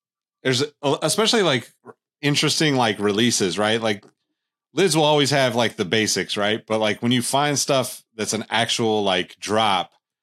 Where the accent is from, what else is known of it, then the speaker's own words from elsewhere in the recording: Sacramento, California, United States; I'm from Sacramento, California originally